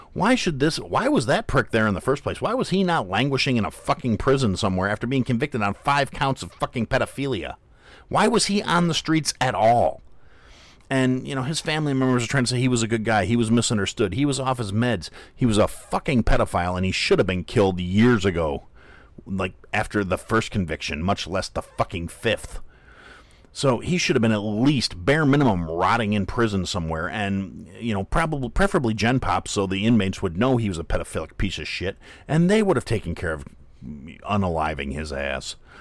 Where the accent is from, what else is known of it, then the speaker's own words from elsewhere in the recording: Kenosha, Wisconsin, United States; moved away; it was my hometown